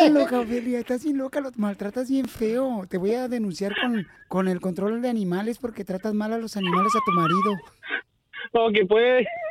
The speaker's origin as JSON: {"language": "Spanish", "country": "Mexico", "moved": "yes", "lives_now": "United States", "said": "nosotros los mexicanos"}